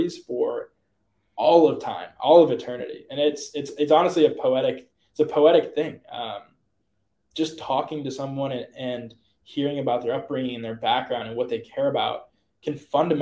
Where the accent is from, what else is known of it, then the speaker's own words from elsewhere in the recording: outside of Pittsburgh, Pennsylvania, United States; also born or lived in Michigan; we grew up outside of Pittsburgh